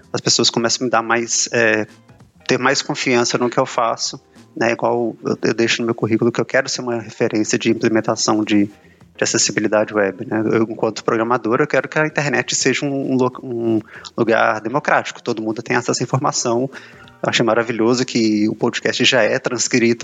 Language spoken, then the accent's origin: Portuguese; Belo Horizonte, Minas Gerais, Brazil; tenho 32 anos, sou de Belo Horizonte